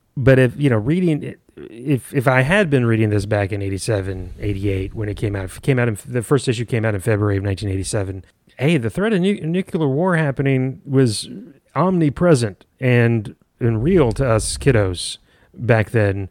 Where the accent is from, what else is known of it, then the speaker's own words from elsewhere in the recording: San Antonio, Texas, United States; growing up in San Antonio